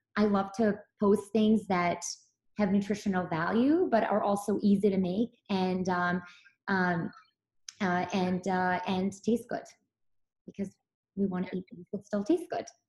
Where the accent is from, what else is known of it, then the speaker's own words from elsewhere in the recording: Belgrade, Serbia; moved away; I grew up in Serbia really was um, there were farmers farmers markets every day in um, Belgrade where I lived